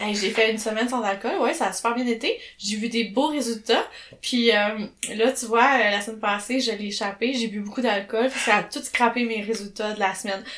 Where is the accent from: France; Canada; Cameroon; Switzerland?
Canada; Chambly, Quebec; aux gens de mon Patelin, Chambly, ah, Richelieu, Marieville